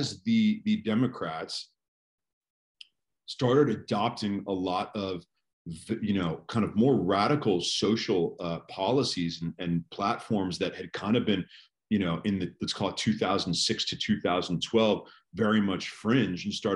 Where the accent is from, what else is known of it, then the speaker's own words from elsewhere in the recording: California, United States; California is my home state, but my family's from New York